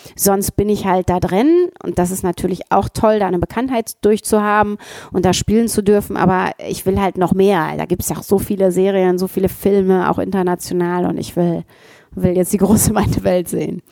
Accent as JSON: {"language": "German", "area": "Ruhr area", "region": "North Rhine-Westphalia", "country": "Germany", "said": "Ich komme auch aus dem Ruhrgebiet"}